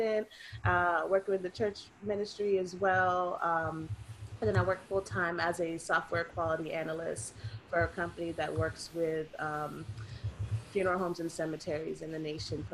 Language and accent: English; Miami, Florida, United States; also born or lived in Ohio; now in Miramar, United States; I was born in Miami, Florida, because there's a Miami, Ohio. And I lived in Ohio for a few years as well